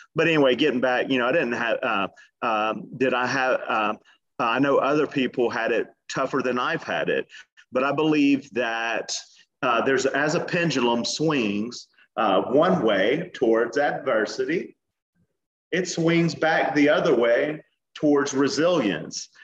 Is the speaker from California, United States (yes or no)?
no; Atlanta, Georgia, United States; now in Miami Beach, United States; born and raised in Atlanta